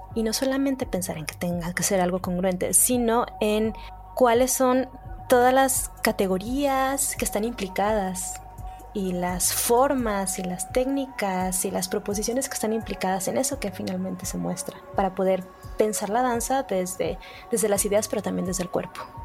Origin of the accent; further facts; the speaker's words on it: Mexico; como mexicanos, como nación